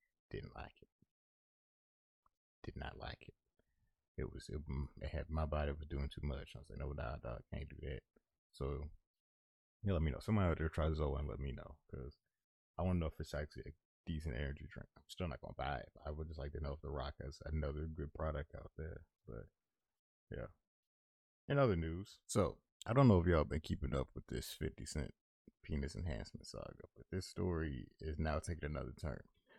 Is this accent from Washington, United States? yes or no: no; Florida, United States; Now, again, I'm from Florida, but I don't listen to ….